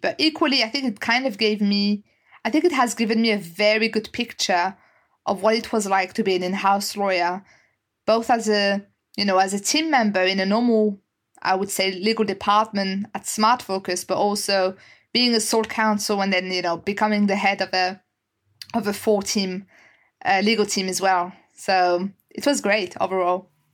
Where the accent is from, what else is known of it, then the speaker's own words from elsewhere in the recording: France; English is a second language; moved away as an adult; now in United Kingdom; I, I, was born and raised in France, and I guess you can tell you can tell with my accent as well